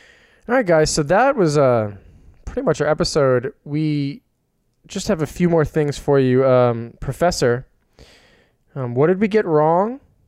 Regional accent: New York, United States; I'm from New York.

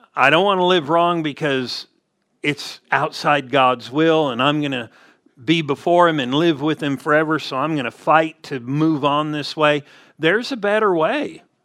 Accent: Southern California, United States; we grew up in Southern California

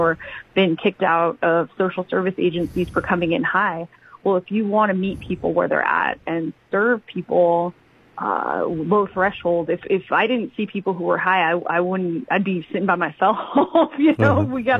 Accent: California, United States; moved away as an adult; also born or lived in San Francisco, California / Sacramento, California; now in Hawaii, United States; I was born and raised in California, but my mother is Native Hawaiian, and she was born on Oahu

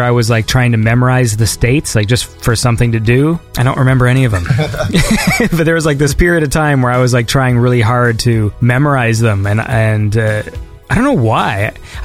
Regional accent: Canada; I'm Canadian

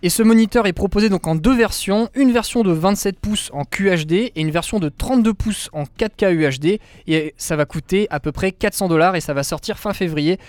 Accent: France; chez nous en France

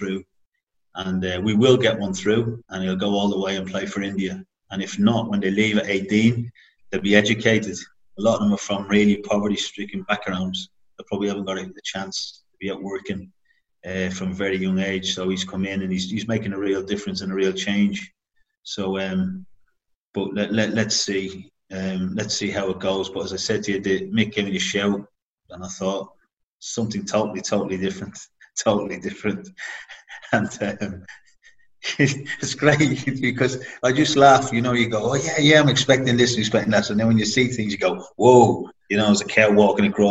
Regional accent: Dublin, Leinster, Ireland; moved away as an adult; I was flying over from Dublin

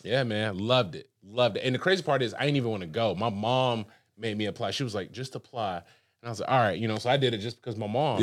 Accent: Huntsville, Alabama, United States; also born or lived in Birmingham, Alabama / Brickell, Miami; now in Miami, United States; I'm from Huntsville, Alabama, from the sticks

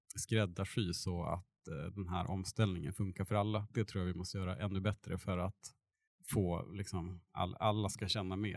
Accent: Burträsk, Västerbotten County, Sweden; moved away as an adult; now in Eskilstuna, Sweden; min bakgrund är jag uppväxt på ja, landsbygden utanför Burträsk i Västerbotten mellan Umeå och Skellefteå

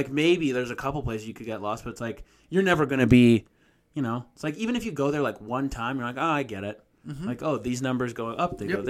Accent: Boston, Massachusetts, United States; I don't think of, like, oh, yeah, I'm from Boston.

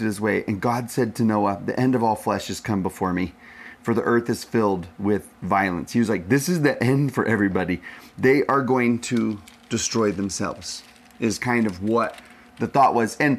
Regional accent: Texas, United States; I'm from Texas

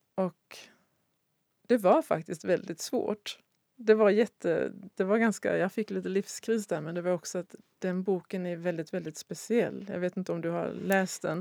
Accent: Sweden; jag som svensk

